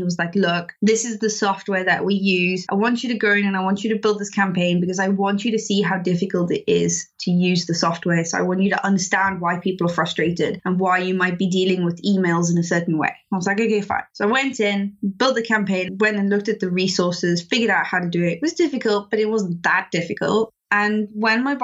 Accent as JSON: {"language": "English", "country": "South Africa", "moved": "as an adult", "lives_now": "United Kingdom", "said": "I'm actually South African. I'm not British."}